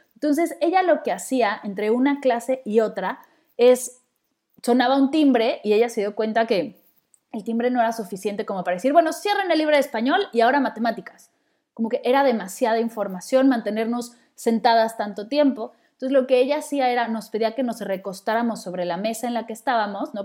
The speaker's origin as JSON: {"language": "Spanish", "region": "Mexico City", "country": "Mexico", "tie": "born or raised there", "moved": "as an adult", "said": "Yo nací en la Ciudad de México y viví ahí toda mi vida hasta que me mudé para acá"}